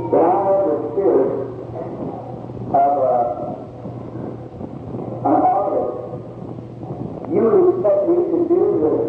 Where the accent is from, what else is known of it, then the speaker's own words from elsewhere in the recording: Kentucky, United States; I was born in Kentucky.